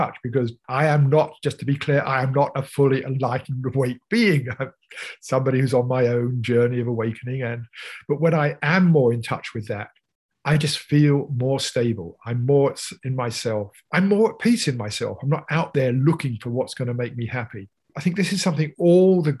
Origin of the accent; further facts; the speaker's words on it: United Kingdom; I'm British